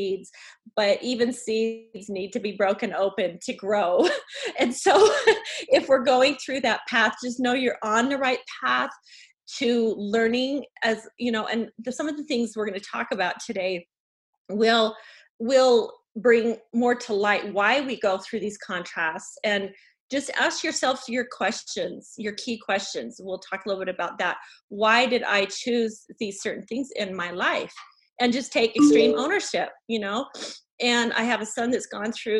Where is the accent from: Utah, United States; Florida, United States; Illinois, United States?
Utah, United States; Provo; I grew up in Oak Hills, Provo, Utah, by the Provo Temple